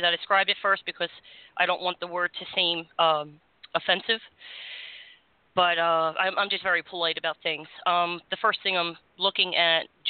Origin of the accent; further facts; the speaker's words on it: Florida, United States; as Floridians